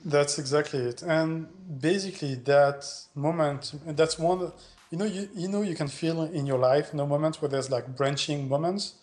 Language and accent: English; Montpellier, Occitania, France; moved away as an adult; also born or lived in Netherlands; my hometown, you know, uh, Montpellier, South France